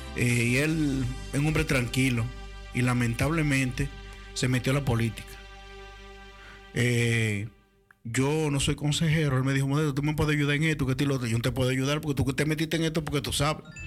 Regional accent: Dominican Republic; moved away; Cuando yo salí de República Dominicana yo era un popis en bote

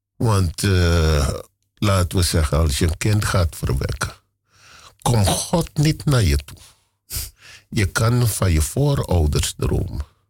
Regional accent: Paramaribo, Paramaribo District, Suriname; moved away as an adult; now in Amsterdam, Netherlands; Ik ben in Paramaribo geboren

